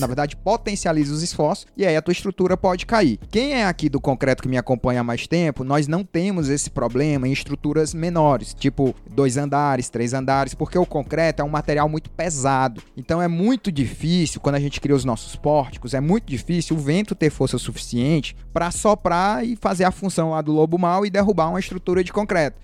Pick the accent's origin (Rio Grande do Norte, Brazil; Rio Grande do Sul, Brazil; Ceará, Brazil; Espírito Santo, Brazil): Ceará, Brazil; Fortaleza; Eu sou aqui de Fortaleza, Sim. moro aqui do lado das dunas.